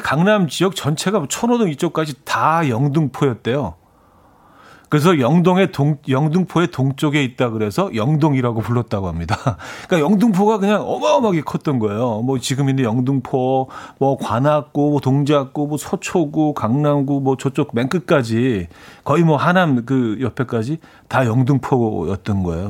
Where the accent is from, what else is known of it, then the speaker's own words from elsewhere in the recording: Seoul, South Korea; 제가, 제가 중학교 때까지만 해도 반포 쪽에 살았었는데